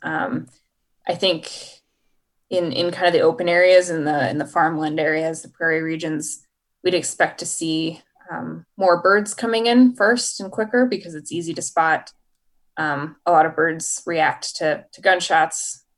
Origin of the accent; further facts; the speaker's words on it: Idaho, United States; I grew up in Idaho, and my family is a hunting family